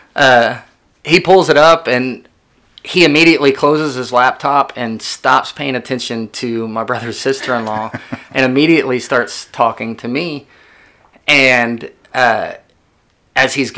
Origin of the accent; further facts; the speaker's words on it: McLoud, Oklahoma, United States; also born or lived in Midwest City, Oklahoma; I was from McLeod